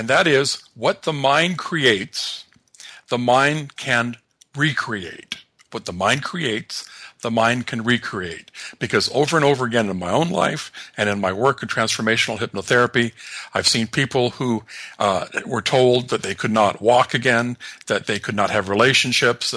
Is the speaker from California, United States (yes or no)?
yes; Los Angeles, California, United States; I grew up in the Los Angeles area